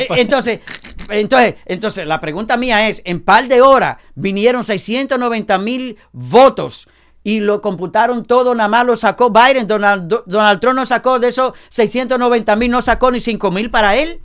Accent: Dominican Republic; now in United States; en mi país, República Dominicana

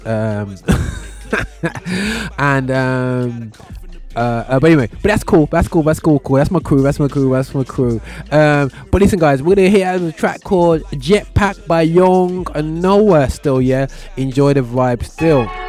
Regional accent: Birmingham, West Midlands, United Kingdom; my hometown, Birmingham

